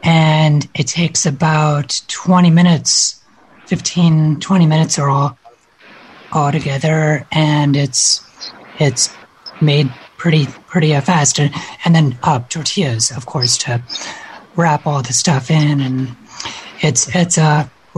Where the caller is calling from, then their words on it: Colorado, United States; I'm in Colorado.